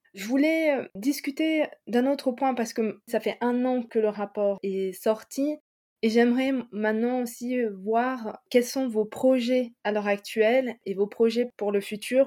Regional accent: France; je suis française

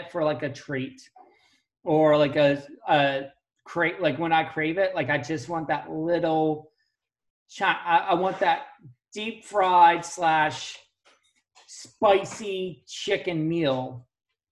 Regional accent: Pennsylvania, United States; I grew up in Pittsburgh. I mean, not Pittsburgh, but Pennsylvania, and I live close to Pittsburgh

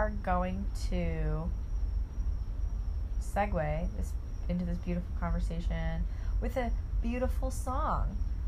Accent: Auburn, Ohio, United States; I'm from Auburn, Ohio

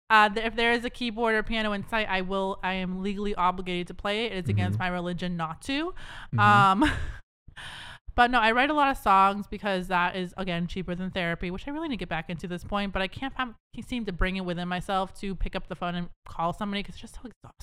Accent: Boston, Massachusetts, United States; born there; also born or lived in New Hampshire; I lived in New Hampshire for a bit. I was born in Beth Israel, Boston. Moved to New Hampshire a bit, lived at the Brown House near my grandparents.

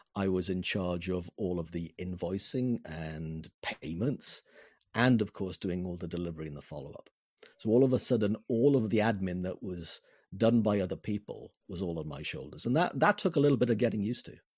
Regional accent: Wales, United Kingdom; Wales, the country of my birth, the country of my heart

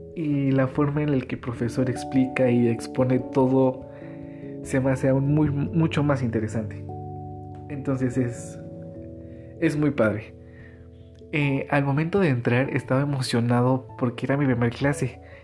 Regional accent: Metepec, Hidalgo, Mexico; soy del municipio de Metepec Hidalgo

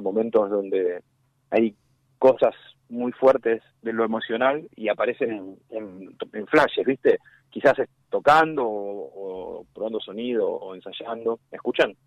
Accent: Argentina; era así como todo argentino futbolero de mi generación

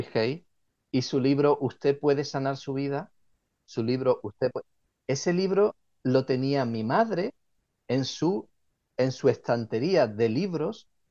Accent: Cádiz, Andalusia, Spain; moved away as an adult; now in Ottawa, Canada; Yo nací en, España, en la ciudad de Cádiz

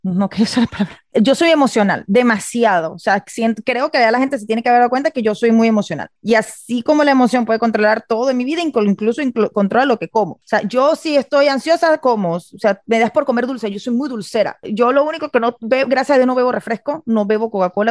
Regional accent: Venezuela; yo soy venezolana

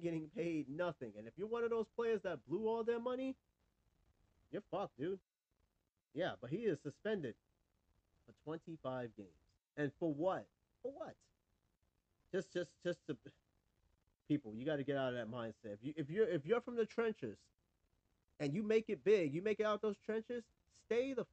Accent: New York, United States; moved away; I'm from New York

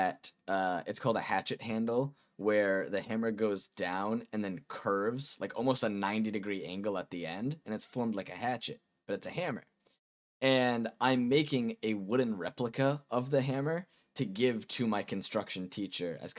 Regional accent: Massachusetts, United States; I'm from Massachusetts

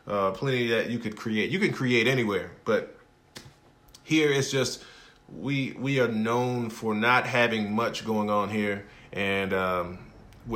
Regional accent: Hattiesburg, Mississippi, United States; I am from Hattiesburg, Mississippi, a small town

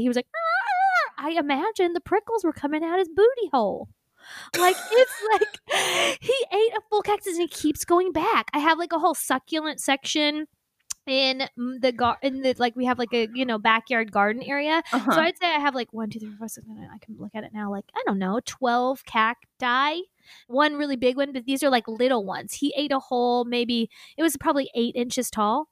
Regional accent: Indiana, United States; accent: Indiana; moved away; when going back to Indiana, my accent, like, he's like, oh, your accent comes out

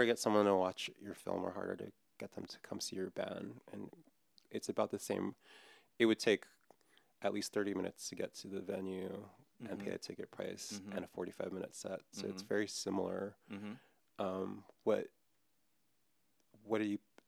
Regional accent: Hawaii, United States; I'm from Hawaii.

